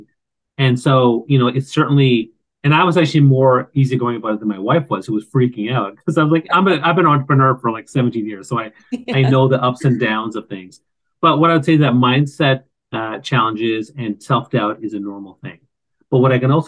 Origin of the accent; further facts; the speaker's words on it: East Coast of Canada, Canada; I grew up on the East Coast of Canada